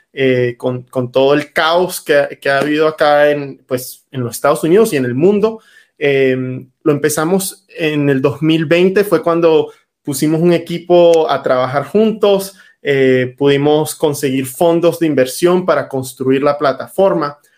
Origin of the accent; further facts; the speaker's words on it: Venezuela; now in United States; Yo nací en Venezuela